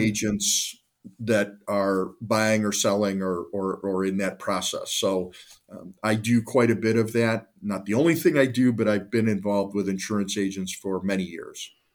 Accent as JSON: {"language": "English", "town": "Cleveland", "region": "Ohio", "country": "United States", "tie": "born or raised there", "said": "I'm a lifelong Clevelander, born and raised in the Northeastern Ohio area"}